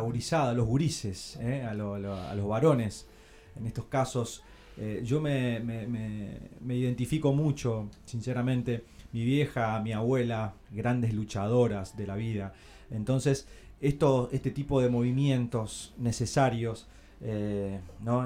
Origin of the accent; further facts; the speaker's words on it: Litoral, Argentina; nosotros litoraleños